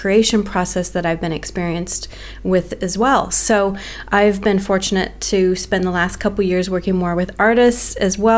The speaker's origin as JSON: {"language": "English", "country": "United States", "tie": "born or raised there", "moved": "as an adult", "lives_now": "Melbourne, Australia", "said": "I'm American born and I'm living in Melbourne, Australia"}